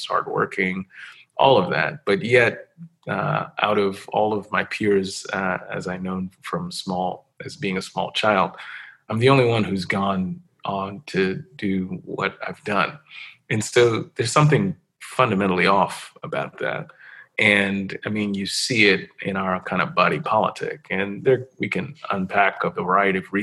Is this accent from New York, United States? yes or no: yes; New York City, New York, United States; I grew up in New York City, was born and raised there